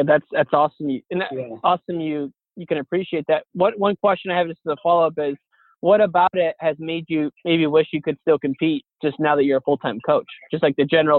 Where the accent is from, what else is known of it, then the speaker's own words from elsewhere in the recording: Illinois, United States; growing up in Illinois like we did